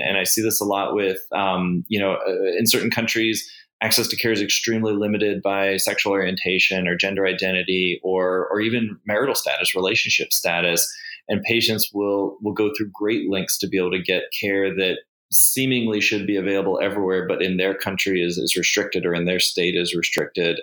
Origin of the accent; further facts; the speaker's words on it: United States; now in Cayman Islands; an American fertility specialist